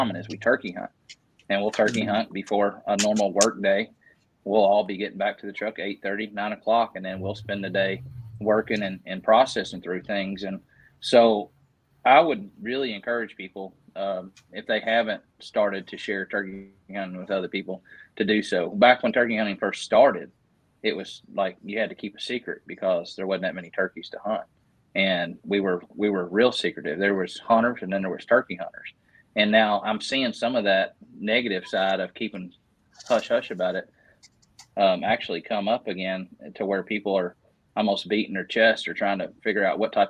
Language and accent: English; Northern Kentucky, United States; I live in Western Kentucky. I grew up in Northern Kentucky off the Ohio River